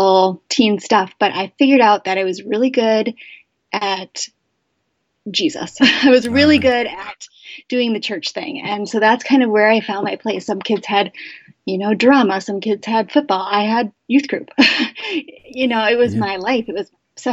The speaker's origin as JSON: {"language": "English", "area": "Chicago suburbs", "region": "Illinois", "country": "United States", "tie": "born or raised there", "said": "I grew up in the Chicago suburbs."}